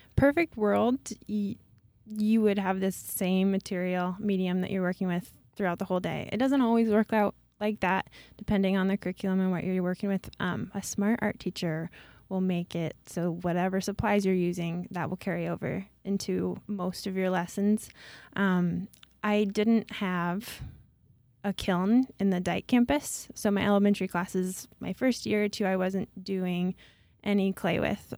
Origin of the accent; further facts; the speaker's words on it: Traer, Iowa, United States; I'm from Traer